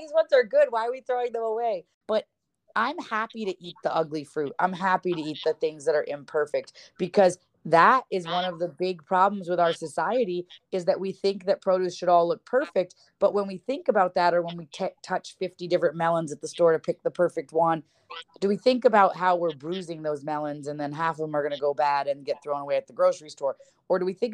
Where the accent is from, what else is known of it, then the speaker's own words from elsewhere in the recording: Ithaca, New York, United States; now in California, United States; I grew up in Ithaca, New York